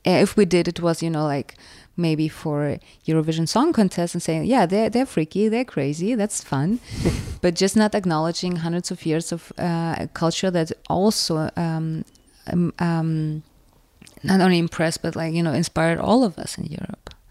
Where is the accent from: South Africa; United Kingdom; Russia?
Russia; first language Russian; English is a second language; now in Berlin, Germany; my family is from Ukraine. I was born in Russia